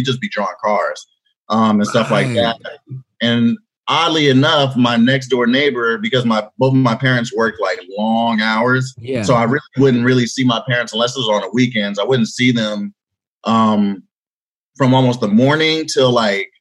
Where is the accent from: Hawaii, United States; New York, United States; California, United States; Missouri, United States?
California, United States; Los Angeles; moved away; I grew up like in South Central LA, 88th and Budlong